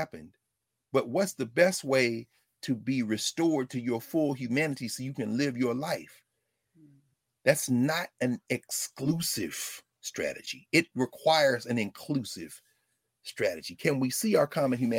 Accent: Texas, United States; I'm from Texas

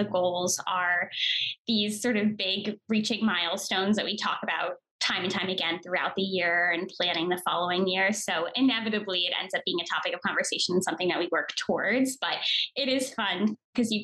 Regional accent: Connecticut, United States; moved away; also born or lived in New York; I grew up on the East Coast in Connecticut

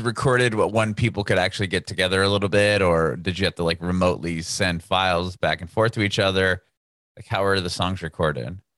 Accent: California, United States; I'm from California

